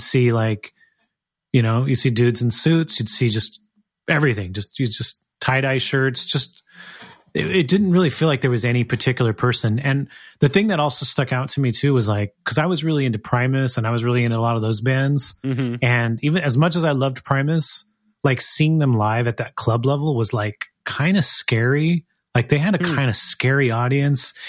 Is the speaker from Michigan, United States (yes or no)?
no; Gilroy, California, United States; now in Sacramento, United States; I actually grew up in a town called Gilroy